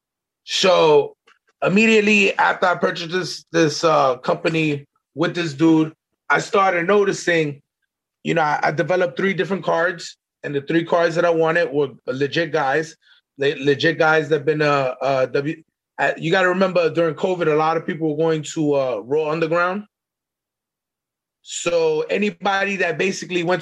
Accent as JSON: {"language": "English", "town": "New York City", "region": "New York", "country": "United States", "moved": "as an adult", "lives_now": "Ocala, United States", "said": "I'm from Brooklyn. I'm coming here with a New York mentality"}